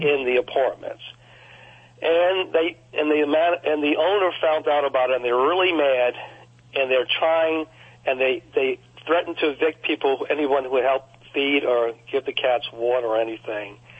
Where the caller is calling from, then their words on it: New Orleans, Louisiana, United States; I'm calling from a suburb of New Orleans. I, am right outside New Orleans and a place that I just moved to about seven or eight months ago. I sold my home in New Orleans